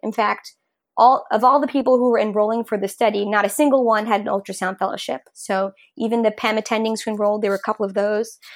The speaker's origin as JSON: {"language": "English", "region": "New York", "country": "United States", "also_born_or_lived": "Rhode Island / Oakland", "moved": "as an adult", "said": "I'm originally from New York"}